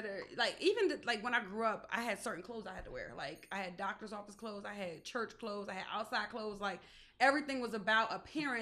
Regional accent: Lawnside, New Jersey, United States; we were so grounded in who we are as a people. It's like, no, like we're from Longside

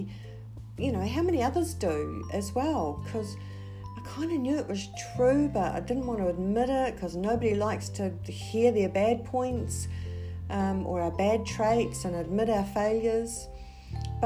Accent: New Zealand; So I am originally from New Zealand

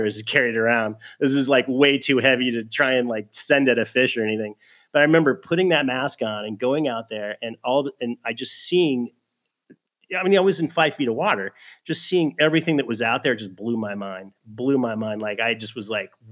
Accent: Southern California, United States; also born or lived in Fullerton / Norco; like everybody in Southern California, growing up in Southern California, we used to go to the ocean

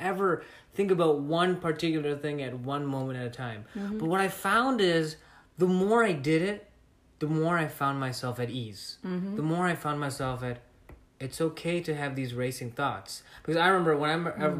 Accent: Chicago, Illinois, United States; now in Florida, United States; I'm originally from Chicago, and I moved here to Florida.

